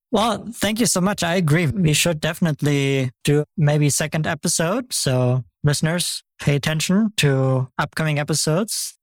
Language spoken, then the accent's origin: English; Germany; now in United States; I'm from Germany originally